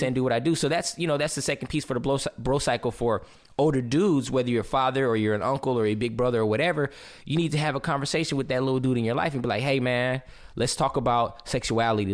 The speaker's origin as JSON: {"language": "English", "region": "Southern California", "country": "United States", "tie": "born or raised there", "said": "growing up in Southern California"}